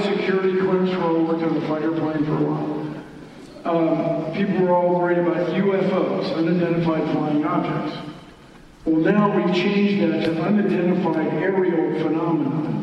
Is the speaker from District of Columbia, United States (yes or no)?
yes; Washington, District of Columbia, United States; I grew up in Washington